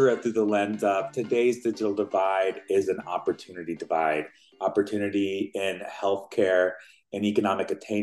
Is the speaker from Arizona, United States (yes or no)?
no; Utah, United States; also born or lived in Mexico City, Mexico; I was born in Mexico City, grew up in Utah